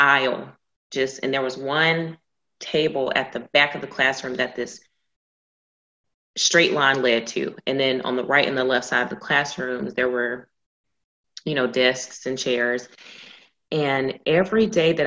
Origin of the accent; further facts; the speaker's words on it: Georgia, United States; now in Texas, United States; born and raised in Georgia